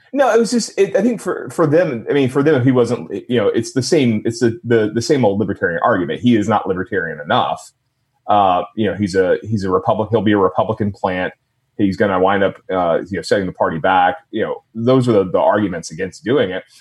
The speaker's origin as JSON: {"language": "English", "town": "Jonesboro", "region": "Georgia", "country": "United States", "tie": "born or raised there", "said": "my hometown was actually Jonesboro, Georgia"}